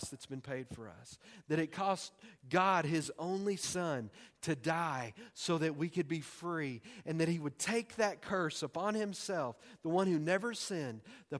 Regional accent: Texas, United States; I'm from Texas. We make up words.

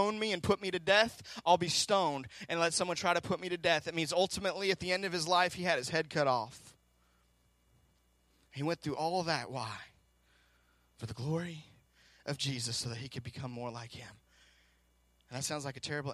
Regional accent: Seattle, Washington, United States; I'm from Seattle.

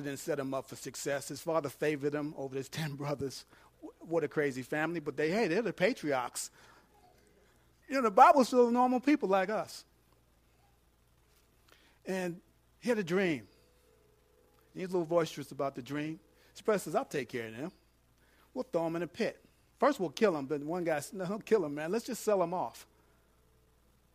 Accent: New York, United States; I'm from New York

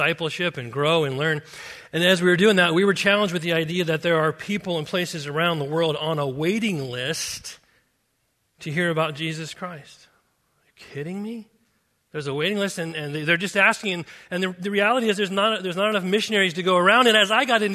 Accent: Simi Valley, California, United States; moved away as an adult; also born or lived in Papua New Guinea; I grew up in Simi Valley, 27 years.

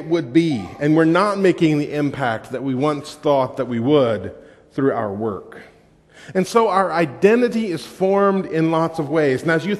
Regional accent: Georgia, United States; people here are still wondering when I'm going to start talking with a southern drawl, right? Because I'm from Georgia.

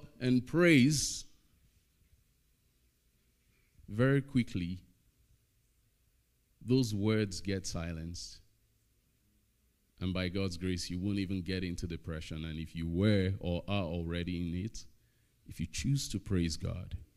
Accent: Nigeria; now in Estevan, Canada; I'm Nigerian

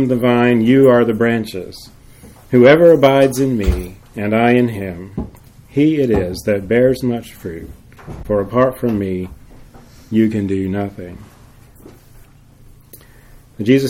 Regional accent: Jacksonville, Florida, United States; moved away; the house where I grew up in Jacksonville

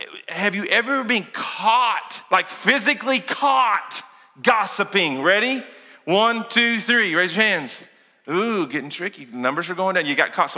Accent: Kentucky, United States; also born or lived in Lincoln County, Kentucky; I'm from Kentucky.

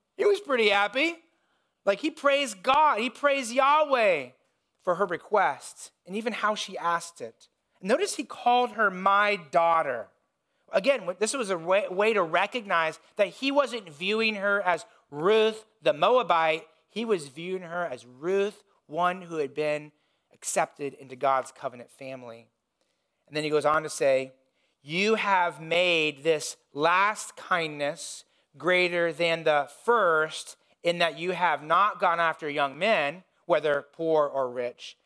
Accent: Indiana, United States; when I was growing up, I grew up in Indiana

